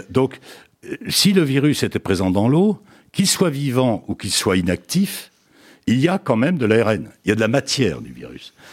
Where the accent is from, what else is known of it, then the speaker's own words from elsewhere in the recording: France; mais chez nous en France, on le fait pas ou peu.